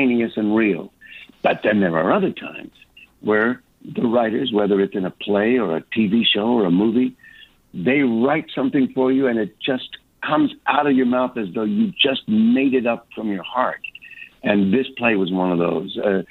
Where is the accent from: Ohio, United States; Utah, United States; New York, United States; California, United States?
California, United States; Los Angeles; I was born in Los Angeles